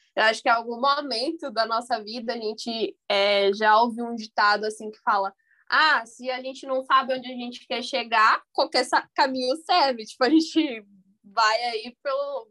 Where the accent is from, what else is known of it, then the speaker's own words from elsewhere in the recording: Bahia, Brazil; sou aqui da Bahia